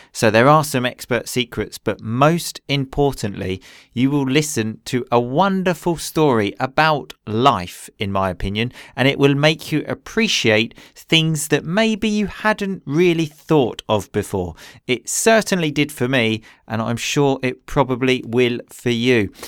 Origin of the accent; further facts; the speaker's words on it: England, United Kingdom; I grew up in England